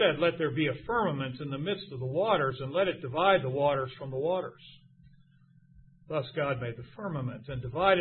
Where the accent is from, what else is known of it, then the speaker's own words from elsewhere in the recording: United States; I am an American Christian